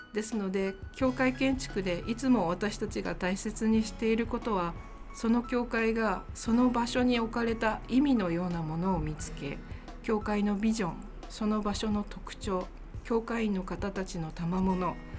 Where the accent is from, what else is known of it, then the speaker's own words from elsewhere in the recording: Takayama, Gifu, Japan; moved away as an adult; also born or lived in Nagoya; 出身は岐阜県高山市小京都として有名な飛騨高山で3人姉妹の末っ子として生まれ育ちました